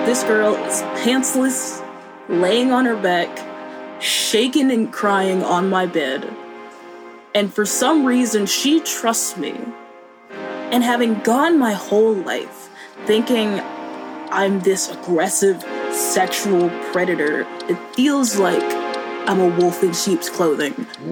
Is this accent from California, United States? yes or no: no; Boone, North Carolina, United States; moved away; I grew up in Boone, North Carolina, in very conservative purity culture